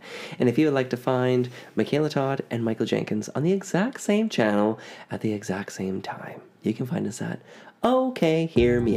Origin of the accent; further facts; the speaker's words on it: Ontario, Canada; accent: Canadian, Ontario; moved away; my Canadian accent has never left me. And my Eastern Canada accent, well, not Eastern because like not Newfoundland, but like Ontario, I get clocked all the time by people back home